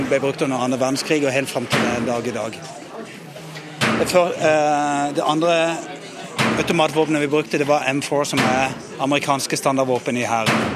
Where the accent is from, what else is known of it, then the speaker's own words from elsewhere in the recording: Norway; Men det er litt annerledes enn hjemme i Norge her.